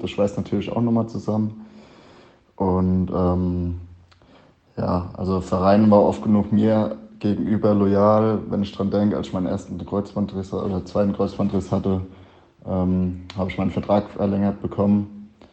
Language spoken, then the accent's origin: German; Kleinwallstadt, Bavaria, Germany; Ich komme aus Kleinwallstadt, das ist gerade auf der anderen Mainseite hier. Ähm, war früher als Kind natürlich schon immer auf den Spielen